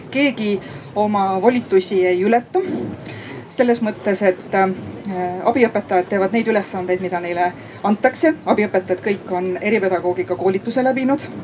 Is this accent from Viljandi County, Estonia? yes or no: yes; Viljandi County, Estonia; olen Viljandimaalt Heimtali põhikooli eripedagoog